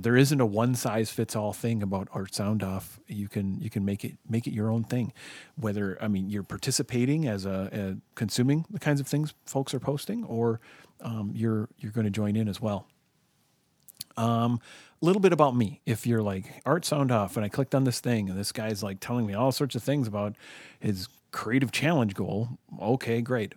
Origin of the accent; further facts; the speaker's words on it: United States; I'm an American.